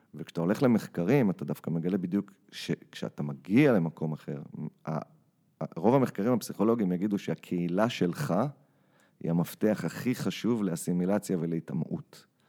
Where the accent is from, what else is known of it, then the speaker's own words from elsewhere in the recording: Israel; moved away as an adult; now in New York, United States; אני ישראלי עם ילדים שנולדו בארצות הברית